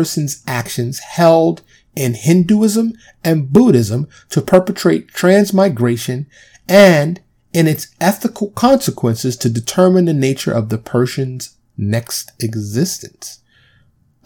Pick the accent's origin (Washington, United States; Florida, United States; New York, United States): New York, United States; I grew up in New York